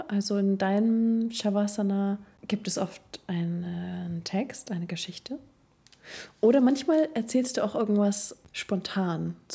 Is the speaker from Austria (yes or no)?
no; Cuxhaven, Lower Saxony, Germany; moved away; ich komme ja aus dem Norden. Aus Cuxhaven. Von der Nordsee. Von der Nordseeküste.